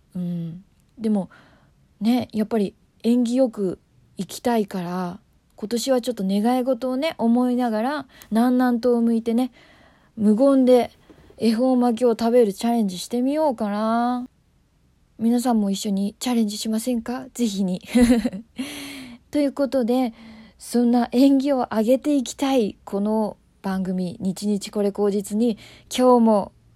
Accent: Tokyo, Japan; 私東京出身なんですけど

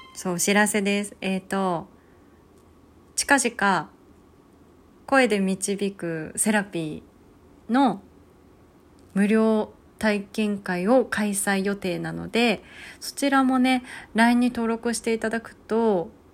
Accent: Hokkaido, Japan; moved away; also born or lived in Kanto; 地元の北海道

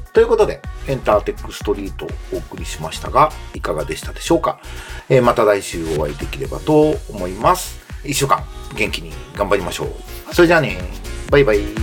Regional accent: Japan; 僕も日本の漫画で育った日本人なんで

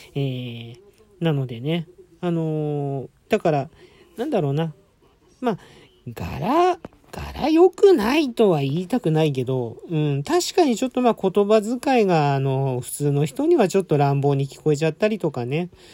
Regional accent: Adachi, Tokyo, Japan; 生まれも育ちも足立区でございます

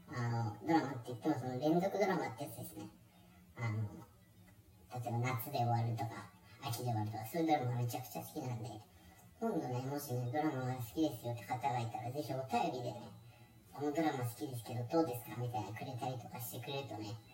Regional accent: Shizuoka, Japan; moved away; also born or lived in Kanto; 僕ねあの出身 は静岡なんですけど

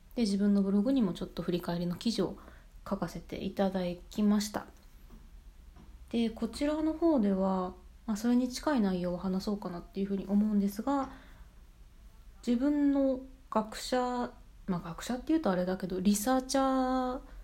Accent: Japan; also born or lived in United Kingdom; now in Canada; 自分自身が日本人として

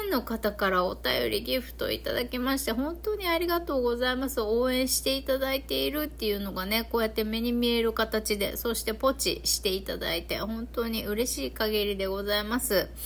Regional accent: Okinawa, Japan; accent: Okinawan dialect mixed with Kansai; うちなんちの私からしてみるとね

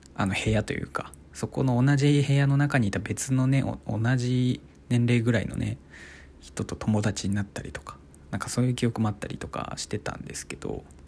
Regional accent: Iwate, Japan; 僕は生まれは岩手県ですねうんでそこから、まあ、特にねあの転勤族とかそういうわけでもなくてもうずっと岩手でまあ今というか大学まであのずっと岩手で育ってきた

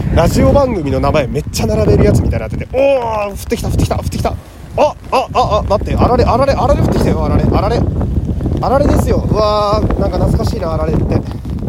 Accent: Fukui, Japan; moved away; 今私は地元の福井県福井市に帰ってきておりましてね。

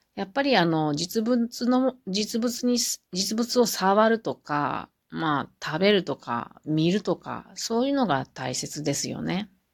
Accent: Mie, Japan; moved away as an adult; now in Gifu, Japan; 私も三重県人なので

